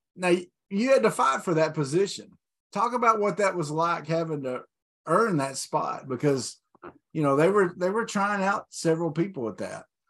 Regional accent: Arkansas, United States; Channel Four out of Little Rock, we could get it

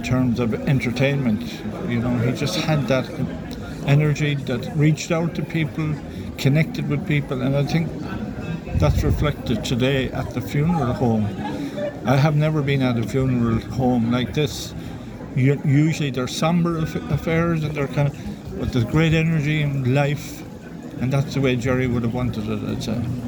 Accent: Limerick, Munster, Ireland; I'm from Limerick

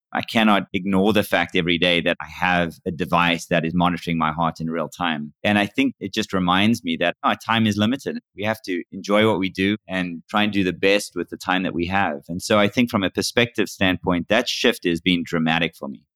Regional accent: Cape Town, Western Cape, South Africa; moved away as an adult; now in United States; I was born and raised in Cape Town, South Africa, and I moved to the U S in nineteen ninety-eight

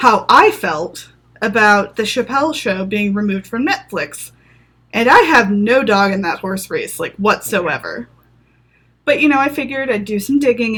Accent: the South, United States; now in Los Angeles, United States; I grew up in the South

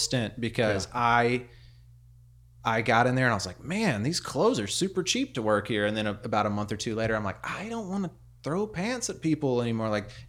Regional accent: Prairie Grove, Arkansas, United States; So I grew up in Prairie Grove.

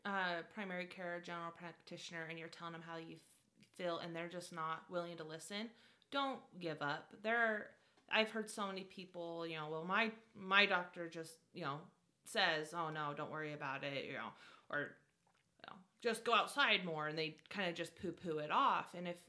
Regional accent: Utah, United States; We're from Utah.

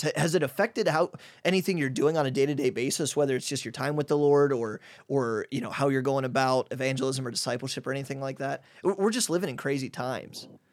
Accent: Midwest, United States; moved away as an adult; now in Hungary; I'm from the Midwest, and even though I'm kind of a private guy, I'm still an extrovert, and I'm a Midwest guy

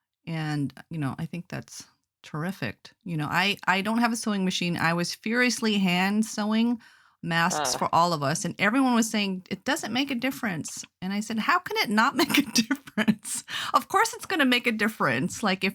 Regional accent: Anchorage, Alaska, United States; I'm from Alaska.

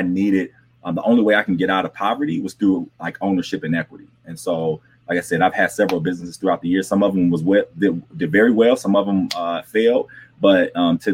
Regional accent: Flint, Michigan, United States; I grew up in Flint, Michigan, and I grew up in the heart of the city, not like the suburbs

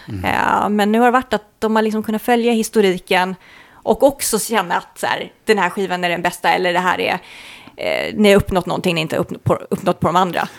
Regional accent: Sweden; vi är från Sverige

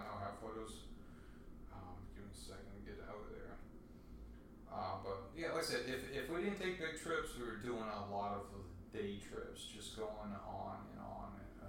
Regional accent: Florida, United States; I lived at Penny Camp. I grew up in Penny Camp, and Flamingo was like my summer childhood was at.

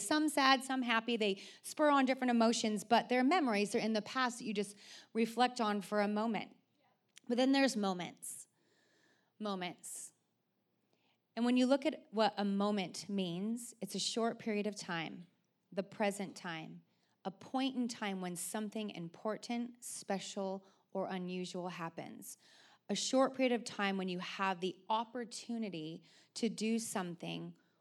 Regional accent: Oregon, United States; growing up in Oregon

